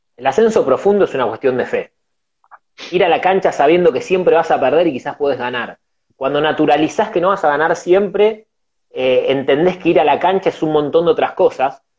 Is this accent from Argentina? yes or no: yes; Argentina; somos argentinos